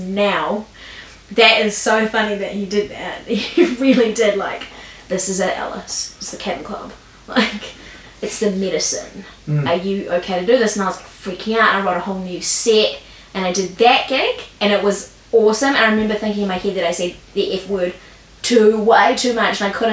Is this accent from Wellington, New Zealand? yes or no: yes; Lower Hutt, Wellington, New Zealand; also born or lived in Canberra, Australia; I was born in Lower Heart Hospital. And then I went to Eastern Heart Primary School, Heart Intermediate, and Heart High